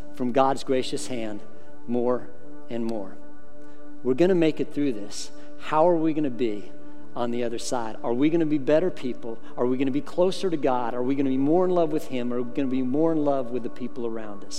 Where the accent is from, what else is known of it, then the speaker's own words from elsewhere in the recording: Colorado, United States; I grew up in Colorado